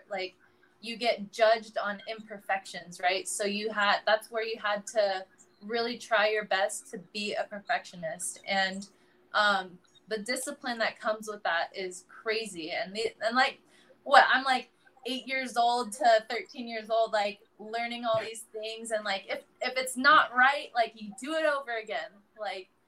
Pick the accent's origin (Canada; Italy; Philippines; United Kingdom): Philippines; I can I can confirm right here, everyone, that I am full Filipino.